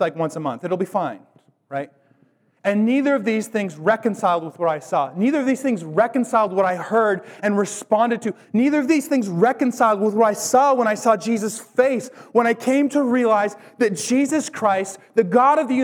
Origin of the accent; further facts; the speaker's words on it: Bellingham, Washington, United States; I grew up in Whatcom County. The furthest I ever lived from the city of Bellingham was a nine-month stint I did at like 18